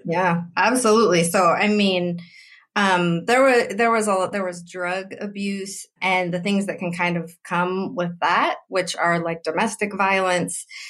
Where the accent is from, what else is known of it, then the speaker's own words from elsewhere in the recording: Oroville, California, United States; I grew up in Oroville, also in California, but very different from San Francisco.